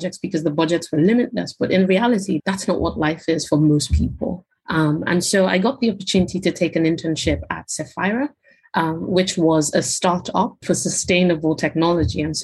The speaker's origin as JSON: {"language": "English", "country": "Nigeria", "tie": "born or raised there", "moved": "as an adult", "lives_now": "United Kingdom", "said": "So I'm Nigerian, born and bred in Nigeria. I moved to the UK when I was 18 for university"}